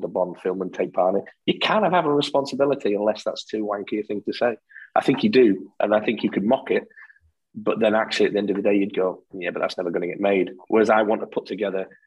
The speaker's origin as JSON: {"language": "English", "region": "the north of England", "country": "United Kingdom", "accent": "northern", "moved": "yes", "lives_now": "Scotland", "said": "I've lived here since 83. I've just kept my northern accent"}